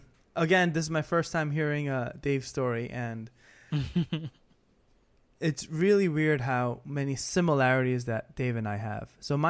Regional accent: Queens, New York, United States; also born or lived in Texas / Brooklyn; All I know is that I was born in Texas, but pretty much raised in New York. We moved to Brooklyn when I was in first grade, then moved to Queens, and I've been in Queens my whole life.

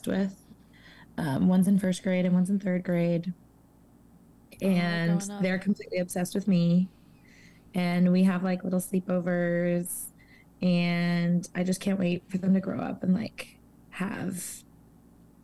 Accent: Portland, Oregon, United States; also born or lived in Phoenix, Arizona; I'm 25. Born and raised in Portland, Oregon.

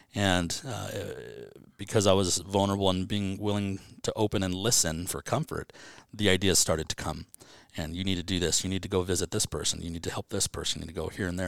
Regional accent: Banning, California, United States; growing up in Banning

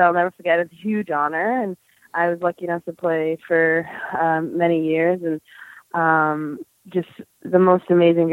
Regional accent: Taunton, Massachusetts, United States; I grew up in Taunton, Massachusetts, which is about an hour south of Boston.

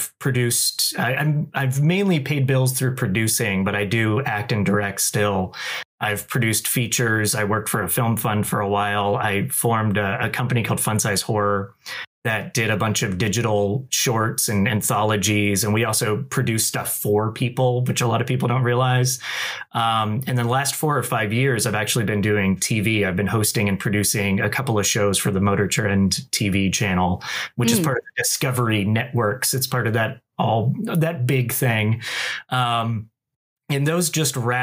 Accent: Winter Haven, Florida, United States; moved away as an adult; now in Los Angeles, United States; I'm from Winter Haven in Polk County originally

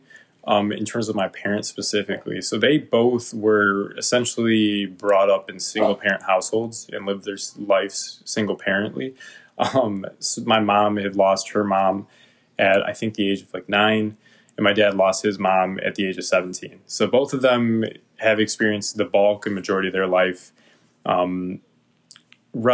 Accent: Sterling Heights, Michigan, United States; also born or lived in Florida / Royal Oak, Michigan; I spent most of my childhood and was pretty much raised and considered Sterling Heights, Michigan, my hometown

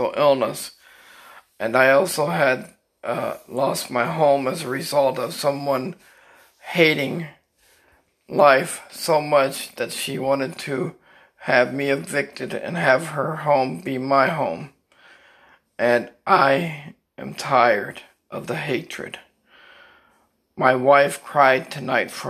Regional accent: Pembroke Pines, Florida, United States; I'm from Pembroke Pines, Florida

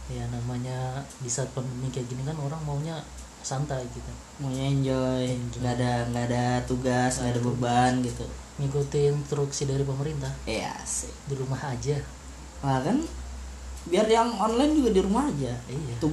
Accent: Berau, East Kalimantan, Indonesia; uh, asal huh? asal saya dari Berau saya kuliah di Unmul itu aja

